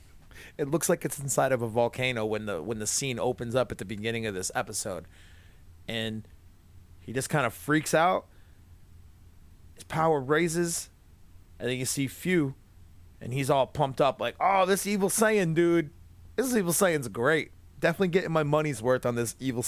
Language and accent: English; New England, United States; I'm from New England, and people in New England have a tendency to drop their R's anyway.